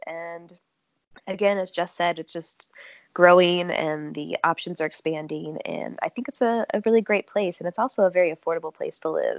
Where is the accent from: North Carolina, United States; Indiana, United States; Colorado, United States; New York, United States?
Indiana, United States; South Bend; also born or lived in Muncie, Indiana / California; now in Indianapolis, United States; I'm originally from South Bend, Indiana.